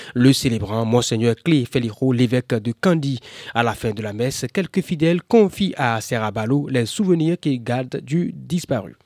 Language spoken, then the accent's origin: French; Burkina Faso; je suis venu du Burkina